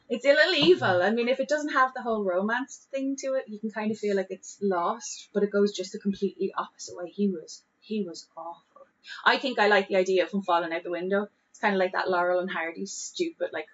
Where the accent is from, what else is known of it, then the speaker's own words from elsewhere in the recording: Dublin, Leinster, Ireland; as an Irish and as a Dublin person